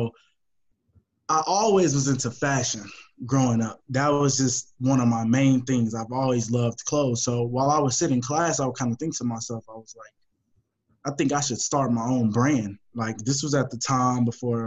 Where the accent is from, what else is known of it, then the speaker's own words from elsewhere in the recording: Houston, Texas, United States; I'm born and raised in Houston